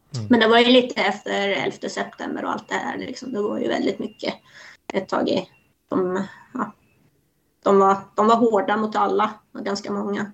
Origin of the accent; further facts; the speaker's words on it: Iran; now in Sweden; Jag är ju född i Iran